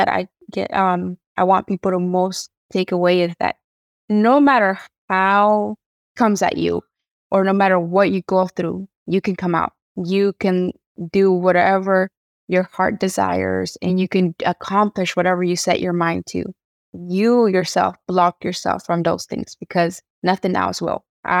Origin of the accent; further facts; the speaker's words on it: Oaxaca, Mexico; I'm Mixteca from Oaxaca. So I'm writing a book in English, Spanish, and Mixteco.